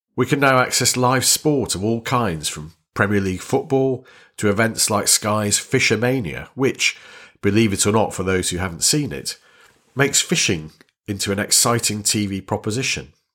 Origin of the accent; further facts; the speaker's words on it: Warrington, North West England, United Kingdom; I was born in Warrington, which was then a small northern town in Lancashire